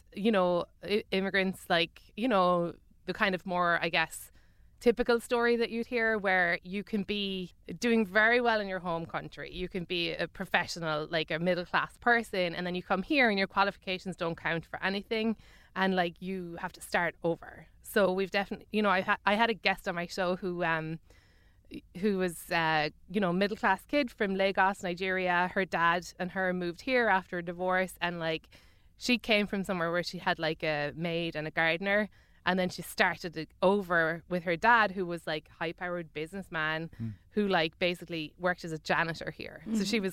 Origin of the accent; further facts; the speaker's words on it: Ireland; moved away as an adult; now in United States; I'm an Irish celebrity.